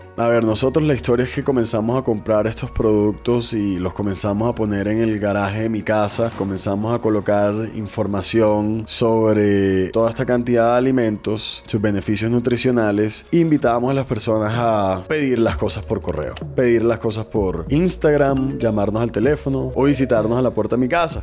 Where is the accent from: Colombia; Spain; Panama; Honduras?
Colombia; Barranquilla, Atlántico; also born or lived in New York; Soy barranquillero, tengo 32 años